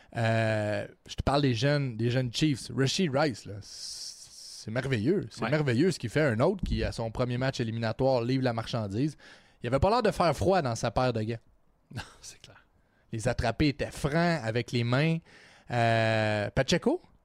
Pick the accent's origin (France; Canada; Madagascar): Canada; Trois-Rivières, Quebec; je viens de Trois-Rivières.